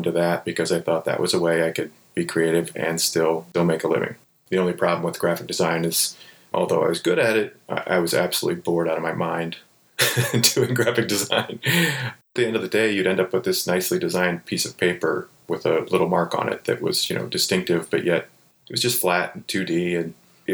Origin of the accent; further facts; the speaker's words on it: Ohio, United States; I grew up in Ohio, so it was like in the heart of Amish country